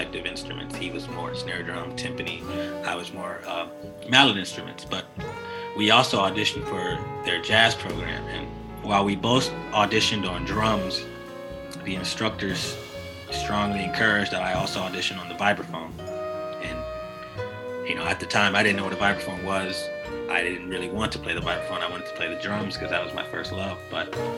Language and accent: English; Chicago, Illinois, United States; from Chicago, born and raised south side of Chicago